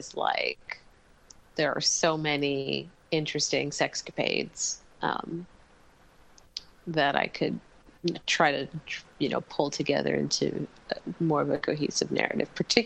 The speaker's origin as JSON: {"language": "English", "region": "New York", "country": "United States", "tie": "born or raised there", "moved": "as an adult", "lives_now": "Mexico", "said": "where I grew up in New York"}